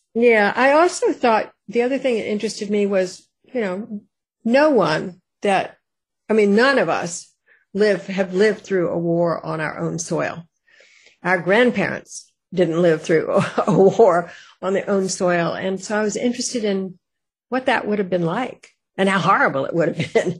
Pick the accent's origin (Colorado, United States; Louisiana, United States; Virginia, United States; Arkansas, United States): Virginia, United States; Richmond; I was born in Richmond, um, and all of the men in my family uh, read books about Civil War.